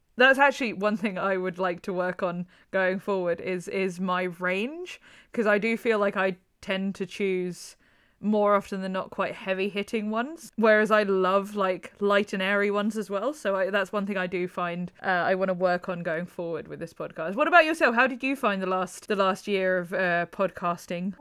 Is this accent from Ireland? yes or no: yes; Ireland; Like, I'm Irish.